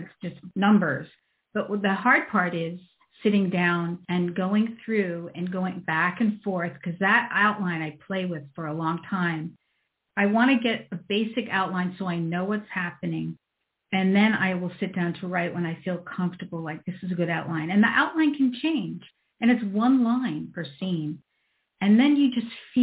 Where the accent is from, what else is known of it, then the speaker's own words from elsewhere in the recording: East Coast, United States; moved away as an adult; I'm from the East Coast.